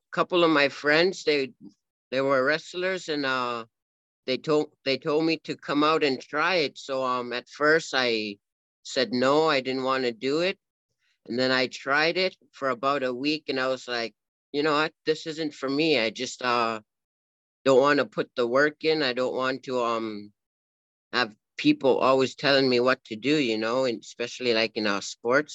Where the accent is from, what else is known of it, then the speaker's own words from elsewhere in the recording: Cambridge Bay, Nunavut, Canada; now in Edmonton, Canada; I grew up back in Nunavut, a place called Cambridge Bay, Nunavut.